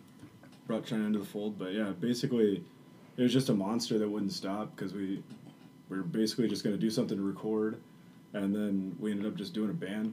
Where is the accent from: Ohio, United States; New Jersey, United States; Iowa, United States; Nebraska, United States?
Iowa, United States; Burlington; we're from Burlington, big hardcore scene.